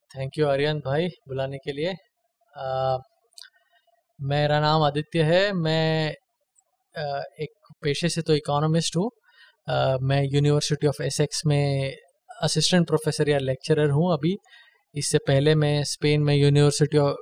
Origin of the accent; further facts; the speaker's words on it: Maharashtra, India; मैं महाराष्ट्र से हूँ